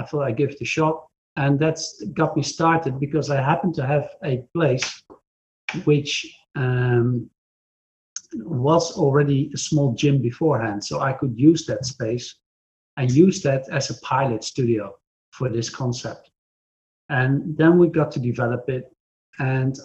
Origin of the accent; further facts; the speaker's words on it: Netherlands; from the Netherlands